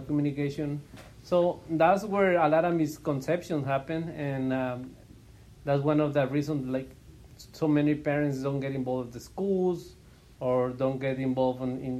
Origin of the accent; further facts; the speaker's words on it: Chihuahua, Mexico; now in Phoenix, United States; I'm originally from Chihuahua, Mexico. I came to the States back in 1995.